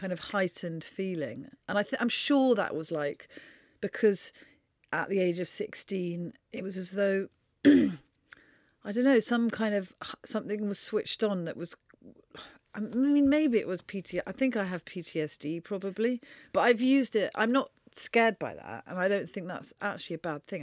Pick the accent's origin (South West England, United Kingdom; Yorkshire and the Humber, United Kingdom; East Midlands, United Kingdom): South West England, United Kingdom; Wiltshire; born or raised there; also born or lived in Oxford